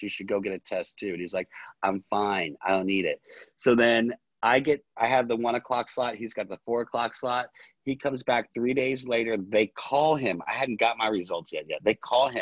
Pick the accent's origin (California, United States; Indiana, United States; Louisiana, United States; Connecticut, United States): Louisiana, United States; New Orleans; now in Los Angeles, United States; I'm originally from New Orleans